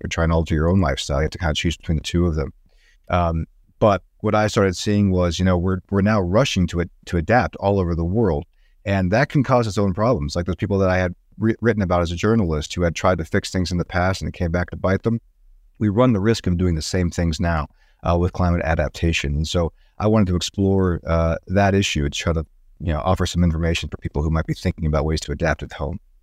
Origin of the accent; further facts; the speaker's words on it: Tucson, Arizona, United States; also born or lived in Seattle, Washington; now in Boulder, United States; going back home to Tucson, Arizona, where I grew up.